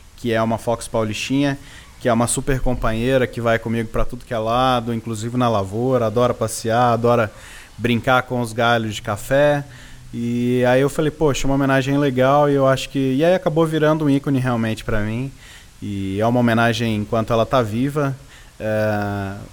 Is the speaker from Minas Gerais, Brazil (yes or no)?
yes; Baependi, Minas Gerais, Brazil; eu nasci na Serra da Mantiqueira